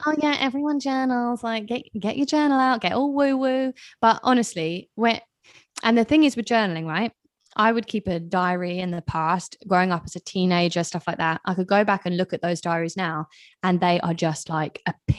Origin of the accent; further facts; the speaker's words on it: England, United Kingdom; moved away; I am British. I know my accent is all over the place because I haven't lived in England for a long time. People are always like, where the hell are you from? Anyway, but I am British